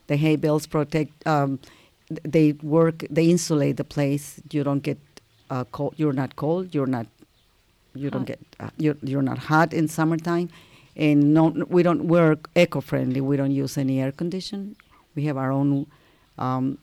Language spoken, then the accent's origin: English; Ensenada, Baja California, Mexico; also born or lived in Linares, Nuevo León, Mexico; now in Valle de Guadalupe, Mexico; I grew up in Ensenada, and the other part in my grandfather's ranch.